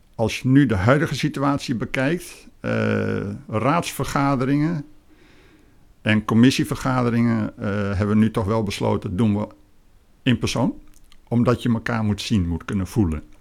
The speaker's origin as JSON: {"language": "Dutch", "town": "Emmen", "region": "Drenthe", "country": "Netherlands", "tie": "born or raised there", "also_born_or_lived": "Groningen / Lelystad", "moved": "yes", "lives_now": "Fijnaart, Netherlands", "said": "geboren in het Hoge Noorden, bij Emmen in Drenthe"}